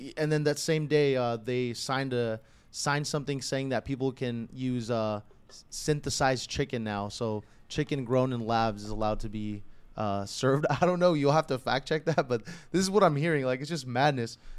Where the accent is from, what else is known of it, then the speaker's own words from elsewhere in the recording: California, United States; I was fortunate enough to be born here